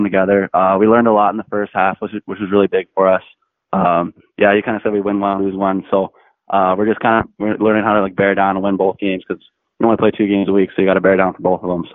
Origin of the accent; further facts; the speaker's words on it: Bragg Creek, Alberta, Canada; I'm from Bragg Creek, Alberta, just outside of Calgary.